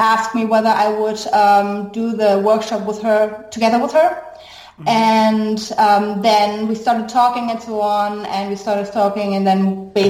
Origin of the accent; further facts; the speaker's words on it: Germany; English is a second language; moved away as an adult; also born or lived in Brazil / Toronto, Canada / St. Louis, United States; now in Scotland, United Kingdom; I grew up in Germany. I was born in Brazil, but I grew up in Germany and did all my education, training, and until the PhD there. And since then, I have been pretty much U.S., Canada, and now in Scotland.